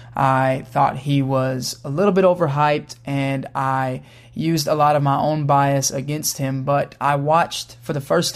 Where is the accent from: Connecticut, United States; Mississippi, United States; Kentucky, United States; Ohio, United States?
Kentucky, United States; Louisville; I'm 24 years old. I'm from Louisville, Kentucky